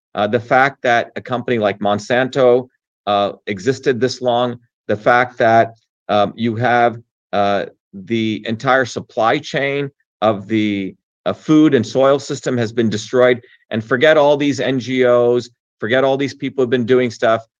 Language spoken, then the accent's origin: English; New Jersey, United States; also born or lived in India; I grew up in New Jersey of everyday working people